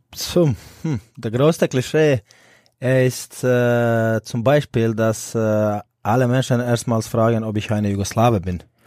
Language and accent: German; Split, Split-Dalmatia County, Croatia; German is a second language; moved away as an adult; now in Erlangen, Germany; ich bin in Split groß geworden und aufgewachsen.